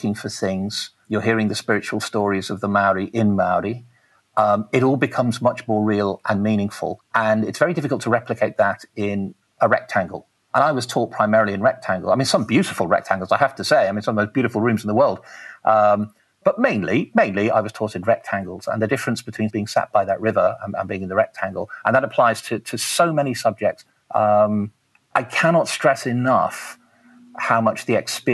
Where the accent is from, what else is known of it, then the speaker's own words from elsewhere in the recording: Liverpool, North West England, United Kingdom; now in Taranaki, New Zealand; I grew up in Liverpool